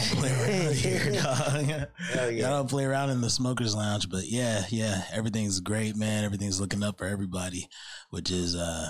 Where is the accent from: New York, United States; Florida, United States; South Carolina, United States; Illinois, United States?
Illinois, United States; Chicago; everybody who knows me, they know I'm from Chicago